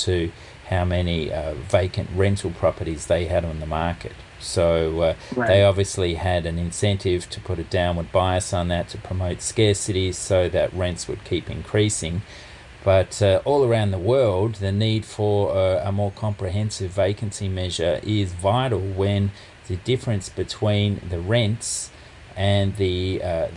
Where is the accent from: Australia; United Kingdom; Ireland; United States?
Australia; Melbourne, Victoria; here in my hometown of Melbourne